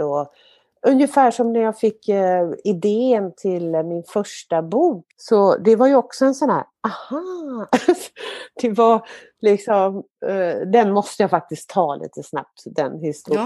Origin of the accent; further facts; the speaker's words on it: Kungälv, Västra Götaland, Sweden; moved away; also born or lived in Mölndal / Marstrand / Stockholm; Men uppvuxen då mina första år i Kungälv